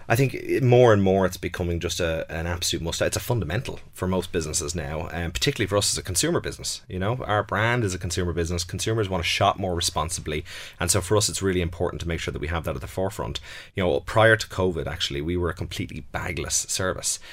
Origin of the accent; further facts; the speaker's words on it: Ireland; I'm very comfortable with Ireland. You know, I grew up here